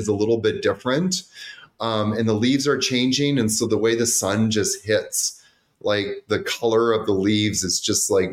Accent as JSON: {"language": "English", "town": "Vancouver", "region": "British Columbia", "country": "Canada", "tie": "born or raised there", "said": "I grew up in Vancouver"}